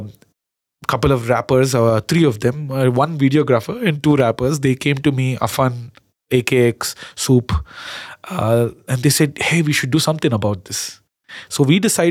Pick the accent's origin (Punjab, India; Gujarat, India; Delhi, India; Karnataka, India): Karnataka, India; accent: Kannada; My Kannada accent